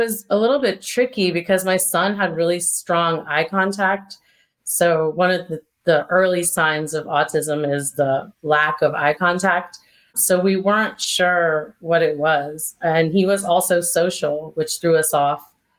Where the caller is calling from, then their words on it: North Carolina, United States; I'm calling from North Carolina